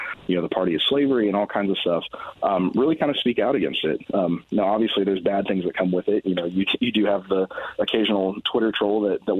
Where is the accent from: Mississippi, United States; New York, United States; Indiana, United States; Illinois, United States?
Indiana, United States; Plainfield; my hometown of Plainfield